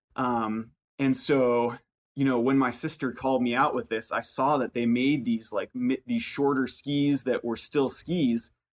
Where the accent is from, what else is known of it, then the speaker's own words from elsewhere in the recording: Burlington, Vermont, United States; I grew up in, in Burlington, Vermont